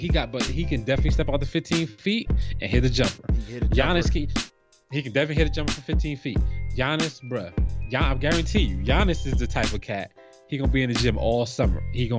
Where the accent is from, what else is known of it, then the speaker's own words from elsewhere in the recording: New Jersey, United States; like, I'm from Jersey